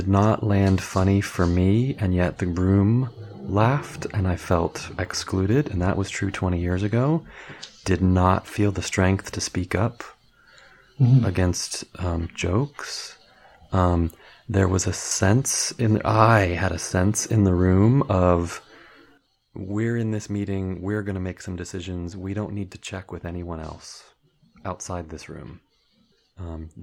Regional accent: United States; being an American white heterosexual tall male

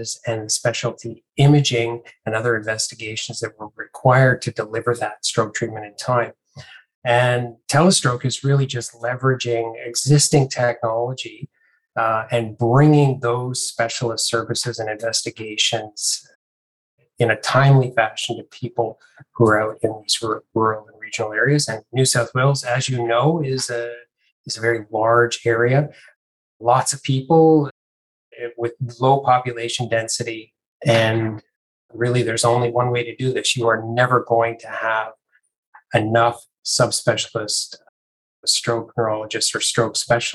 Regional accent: Canada; moved away as an adult; also born or lived in Melbourne, Australia; now in Sydney, Australia; I'm Canadian originally

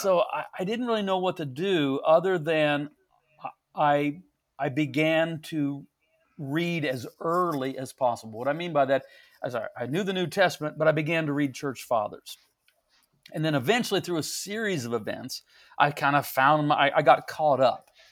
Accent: St. Joseph, Missouri, United States; I'm, I'm in my hometown. I'm, I was born and raised

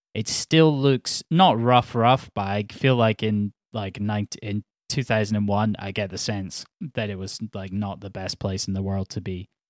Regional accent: Edinburgh, Scotland, United Kingdom; I'm from Edinburgh

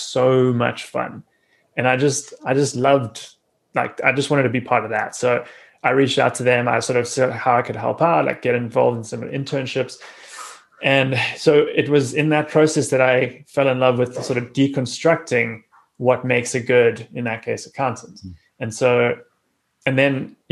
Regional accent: South Africa; growing up in South Africa, where I did

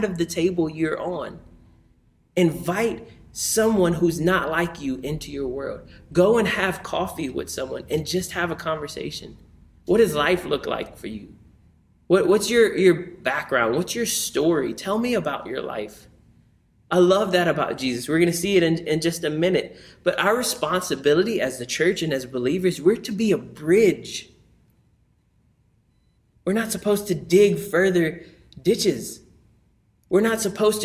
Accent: New Orleans, Louisiana, United States; moved away; I grew up in New Orleans

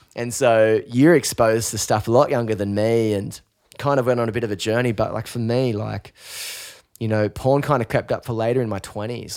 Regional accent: Newcastle, New South Wales, Australia; growing up in Newcastle, we grew up in pretty similar kind of social surroundings

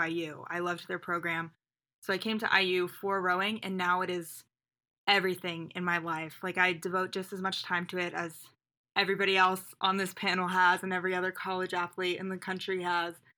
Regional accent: Indianapolis, Indiana, United States; also born or lived in New York; I am originally from Indianapolis area, but I went to Colgate University out in New York.

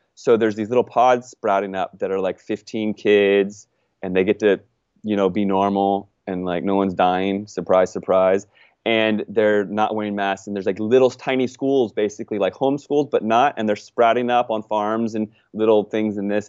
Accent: United States; I'm an American

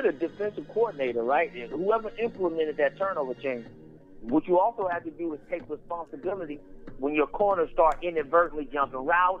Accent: Texas, United States; I'm from Texas

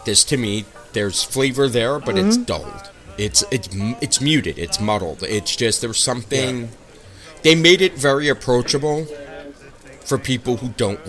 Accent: New York City, New York, United States; I grew up in Brooklyn.

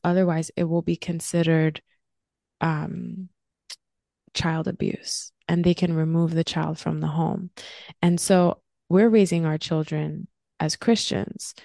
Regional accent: New Jersey, United States; also born or lived in California; now in Florida, United States; I'm originally from New Jersey

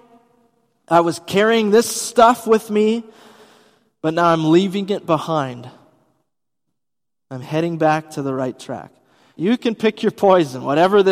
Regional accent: Wisconsin, United States; moved away as an adult; also born or lived in Bavaria, Germany; I'm from Wisconsin

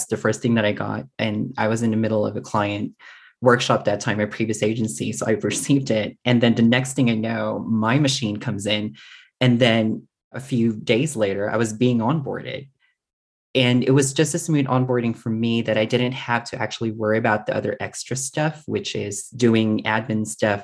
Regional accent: Philippines; moved away as an adult; also born or lived in Singapore; now in Canberra, Australia; It was mostly my part of my identity, which is being a Filipino

